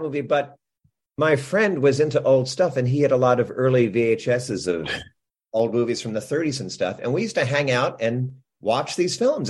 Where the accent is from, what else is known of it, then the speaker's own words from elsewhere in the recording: New Jersey, United States; I grew up in New Jersey